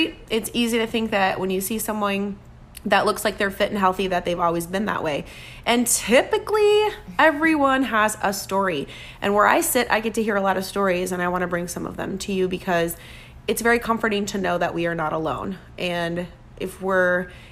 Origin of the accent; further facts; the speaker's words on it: Minnesota, United States; moved away; I'm from Minnesota, which is, you know, next door.